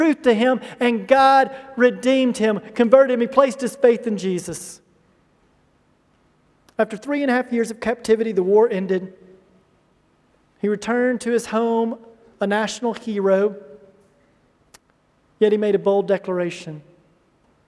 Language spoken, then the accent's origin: English; United States; moved away; I'm from the United States